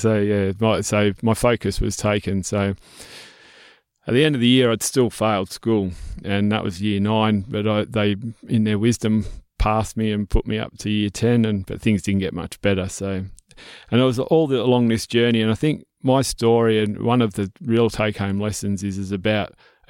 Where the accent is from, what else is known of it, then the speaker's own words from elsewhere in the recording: Melbourne, Victoria, Australia; So I was born and bred in Melbourne. So I wasn't always a farmer and not always from the country, but mum and dad decided to move to the country.